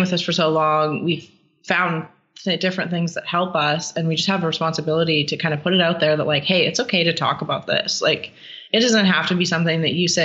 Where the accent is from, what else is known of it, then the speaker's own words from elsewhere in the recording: Canada; I'm a terrible Canadian